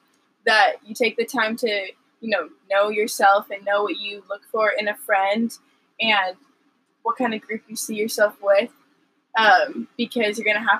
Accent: Seattle, Washington, United States; moved away as an adult; also born or lived in Texas; I'm from Seattle, Washington

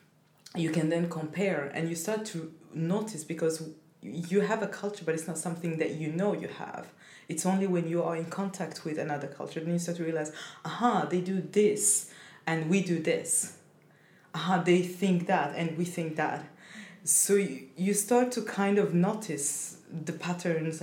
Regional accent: Burundi; English is a second language; also born or lived in Cameroon / France; now in Sweden; I come from Burundi, but I've lived so many years abroad

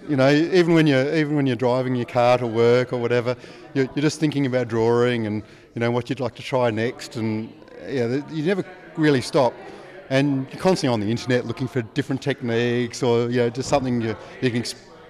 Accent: Adelaide, South Australia, Australia; now in Griffith, Australia; I live here now, but originally from Adelaide.

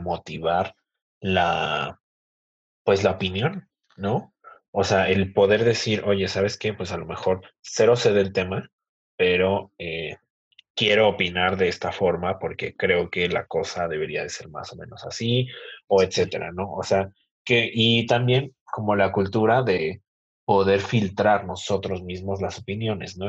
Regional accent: Mexico; así somos los mexicanos

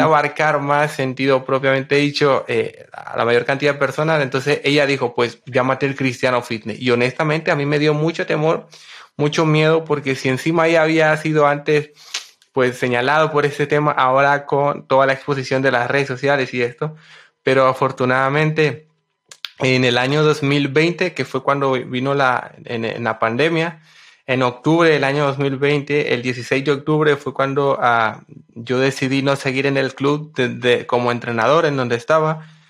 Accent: Honduras; yo nací en Honduras el 9 de marzo de 1995.

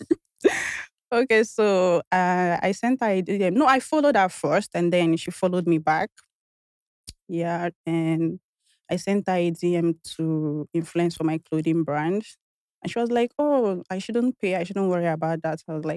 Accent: Delta, Nigeria; I'm from Delta State.

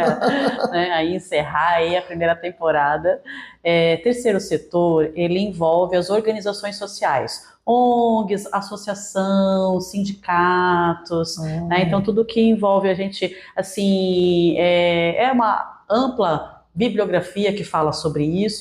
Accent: Santos, São Paulo, Brazil; moved away as an adult; also born or lived in Paraná; eu sou nascida e criada em Santos, São Paulo

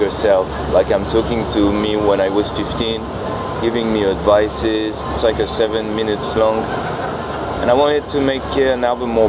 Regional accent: Normandy, France; I'm from like it's not exactly the countryside, but it's like a small town in France. I'm from Normandy

